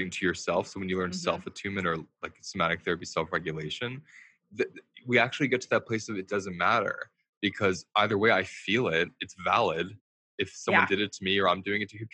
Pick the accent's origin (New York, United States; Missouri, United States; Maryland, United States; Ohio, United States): New York, United States; I'm a New Yorker